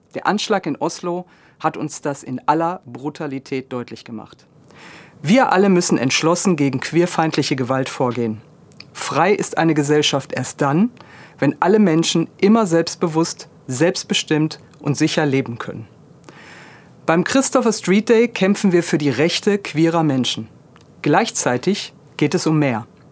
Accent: Duisburg, North Rhine-Westphalia, Germany; in meiner Heimatstadt Duisburg

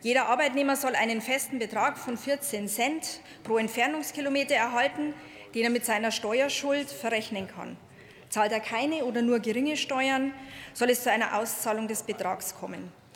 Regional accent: Bavaria, Germany; ich komme auch aus Bayern

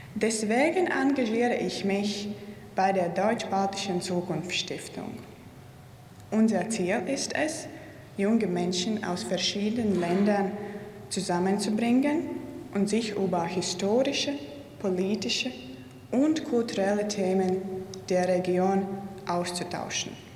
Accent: Riga, Latvia; Ich bin gebürtige Riegerin, Lettin und Europäerin

